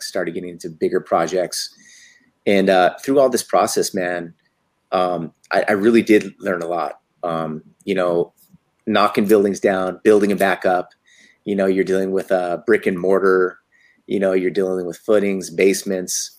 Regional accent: Santa Fe, New Mexico, United States; moved away as an adult; also born or lived in Henderson, Nevada / Chicago; now in Las Vegas, United States; We moved to Santa Fe, New Mexico. You know, so I grew up, you know, from 5 years old to about 21 years old there

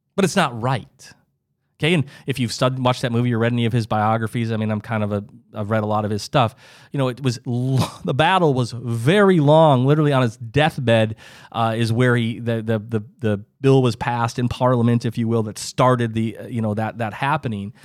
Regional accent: Midwest, United States; I, I lived, I grew up in the Midwest

